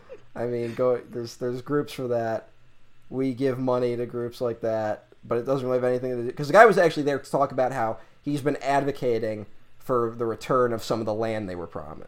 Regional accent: New York, United States; I'm fascinated with the history of my home state.

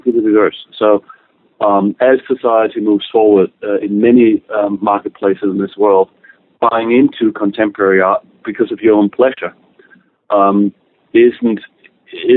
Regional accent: Denmark; moved away; I'm originally from Denmark

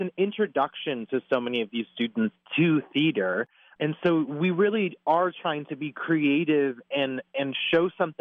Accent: Pennsylvania, United States; born or raised there; moved away

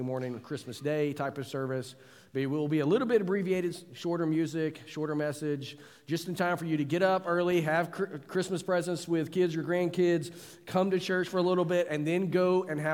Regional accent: United States; as an American pastor

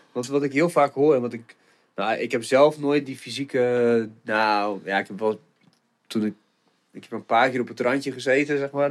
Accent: Stellingwerf, Friesland, Netherlands; moved away as an adult; now in Groningen, Netherlands; ik ben echt opgegroeid in het noorden. Nou, Stellingwerf, maar officieel is dat natuurlijk ook Friesland

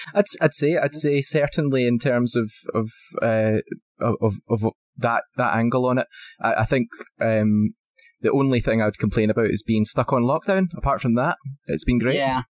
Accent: Scotland, United Kingdom; as a Scotsman, it's definitely in my blood.

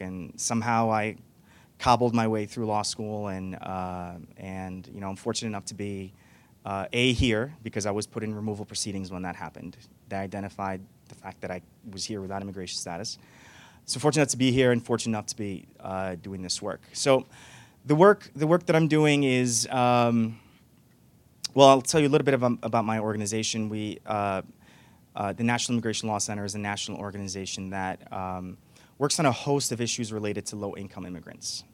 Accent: New York, United States; also born or lived in Morocco; I was born in Morocco. I came here as a kid, and I grew up undocumented. And uh, for a, you know a, quite a few years, for over a decade, my being undocumented. I grew up in New York

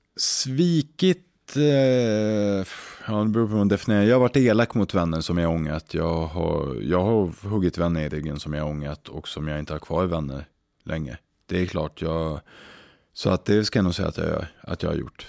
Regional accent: Umeå, Västerbotten County, Sweden; moved away; när jag växte upp i Umeå

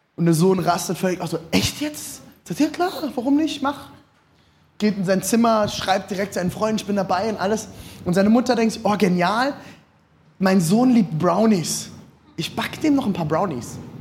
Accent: Rhine area, Germany; Ich bin am Rhein aufgewachsen

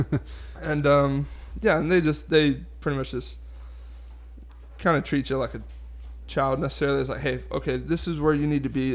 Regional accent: Delray Beach, Florida, United States; moved away; I'm from South Florida, so I grew up Dolphin fan, Heat fan

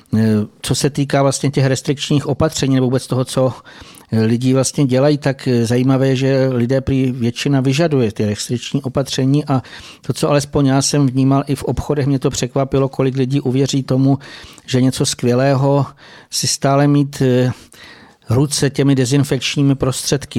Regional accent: Bohemia, Czechia; u nás v Čechách

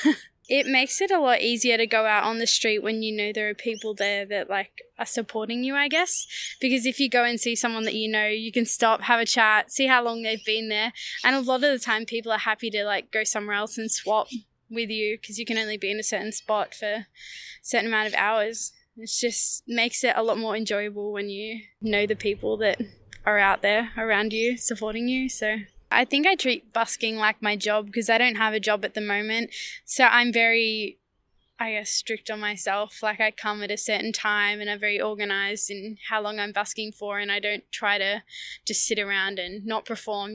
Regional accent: Yarra Valley, Victoria, Australia; I'm from the Yarra Valley, and I'm a singer-songwriter.

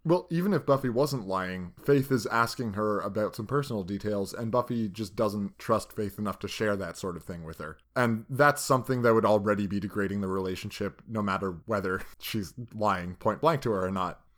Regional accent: Canada; We're goddamn Canadian.

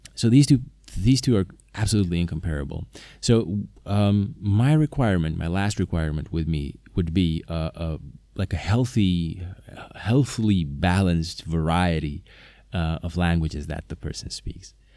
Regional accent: Slovakia; first language Slovak; English is a second language; Slovak is my native language

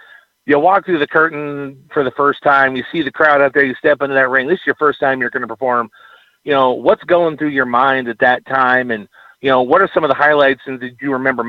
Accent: California, United States; moved away as an adult; now in Texas, United States; because I'm originally from California. I moved out to Texas 3 years ago.

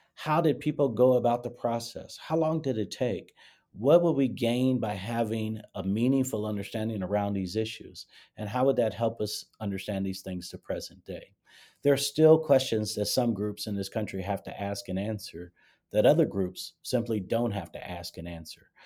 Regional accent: Gary, Indiana, United States; moved away; I grew up in Gary, Indiana

